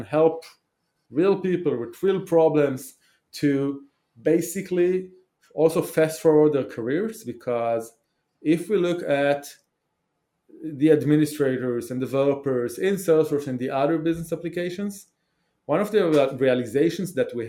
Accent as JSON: {"language": "English", "country": "Israel", "tie": "born or raised there", "second_language": "English", "said": "So I grew up in Israel"}